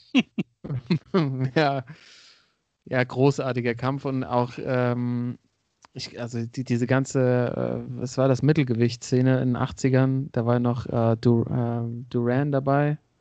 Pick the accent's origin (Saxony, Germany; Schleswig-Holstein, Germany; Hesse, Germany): Hesse, Germany; die Hessen, gell, wo ich herkomme